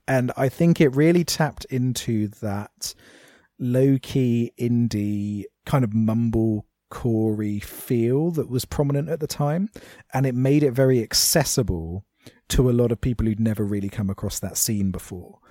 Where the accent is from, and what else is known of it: United Kingdom